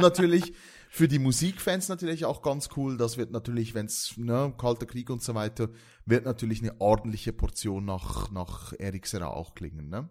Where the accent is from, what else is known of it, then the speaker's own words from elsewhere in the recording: Valais, Switzerland; accent: Walliser Deutsch; das ist auf Walliser Deutsch, das ist mein, äh, mein Dialekt